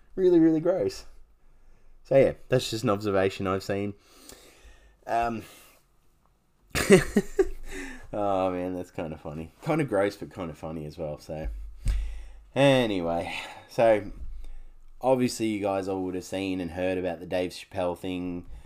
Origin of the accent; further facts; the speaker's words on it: Canberra, Australian Capital Territory, Australia; now in Gold Coast, Australia; I, I grew up in Canberra. I lived in Canberra for fifteen years of my life.